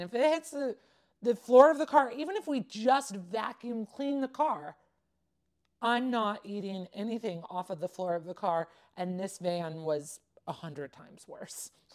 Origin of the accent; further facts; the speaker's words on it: Southern California, United States; I grew up in Southern California